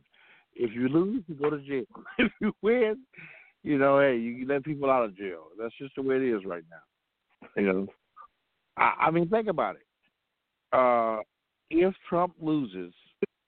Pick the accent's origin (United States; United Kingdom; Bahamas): United States; Compton, California; I'm from Compton